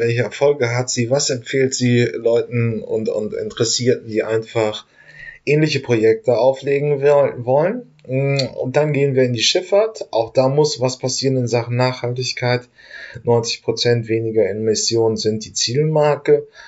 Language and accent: German; Northern Germany, Germany; ich komme aus Norddeutschland